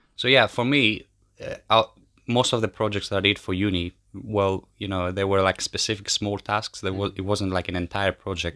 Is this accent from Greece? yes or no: yes; Kardamyli, Peloponnese, Greece; moved away as an adult; also born or lived in Albania / Brighton, United Kingdom; I come from Albania, uh, but I grew up in Greece in a small village called Kardamili.